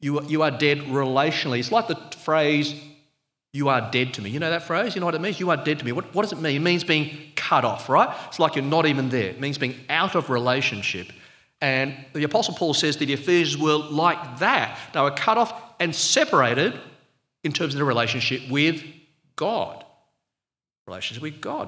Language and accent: English; Sydney, New South Wales, Australia; accent: Australian; I was born in Australia, you can tell by the slightly unsubtle accent, and I've always been a citizen, but my parents actually came from overseas. They were migrants from Malaysia.